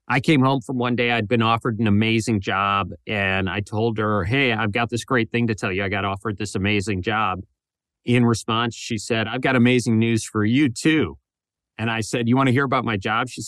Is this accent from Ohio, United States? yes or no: yes; Toledo, Ohio, United States; Yeah, I'm from Toledo, which is northern Ohio, but oh, close enough, right?